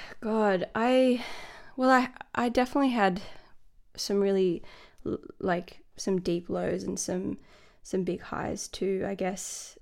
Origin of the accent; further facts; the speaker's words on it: Sydney, New South Wales, Australia; moved away as an adult; also born or lived in Dublin, Ireland; now in Melbourne, Australia; born in Sydney, and my parents are from Dublin